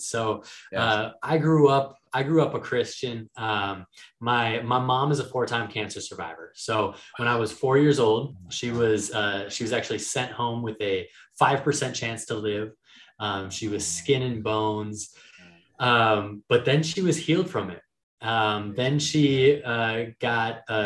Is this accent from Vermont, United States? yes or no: no; Minneapolis, Minnesota, United States; moved away as an adult; also born or lived in Miami; I spent the last few years down in Miami, but I'm originally from Minneapolis.